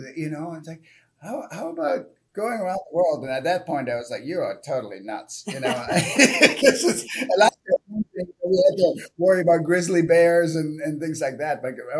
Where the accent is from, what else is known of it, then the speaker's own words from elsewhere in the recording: Germany; moved away; I'm from Germany originally.